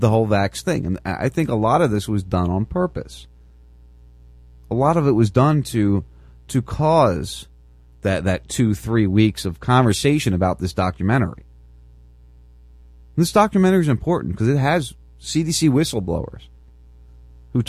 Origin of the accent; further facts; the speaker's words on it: Lumberton, New Jersey, United States; moved away; my hometown, from where I used to live and work